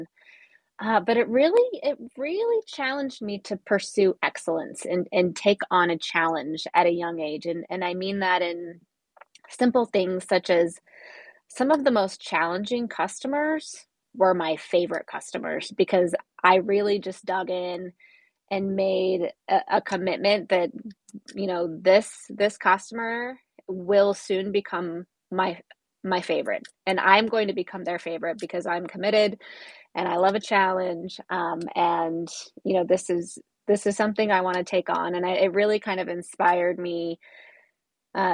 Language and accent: English; Boise, Idaho, United States; I ended up transferring to Boise State for a year